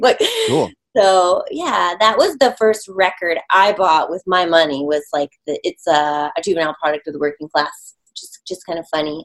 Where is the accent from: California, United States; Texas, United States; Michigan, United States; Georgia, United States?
Michigan, United States; moved away; I grew up in Michigan a lot of my youth